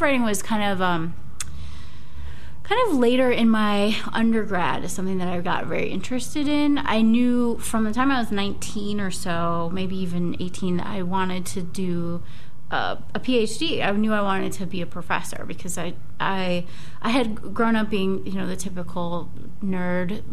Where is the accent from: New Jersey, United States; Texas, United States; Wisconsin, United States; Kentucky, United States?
Wisconsin, United States; Racine; also born or lived in Milwaukee, Wisconsin; Originally from Wisconsin. I grew up right on Lake Michigan, Racine, Wisconsin.